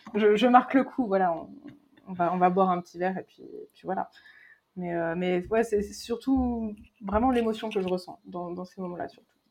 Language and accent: French; Berry, Centre-Val de Loire, France; j'ai grandi dans le Berry.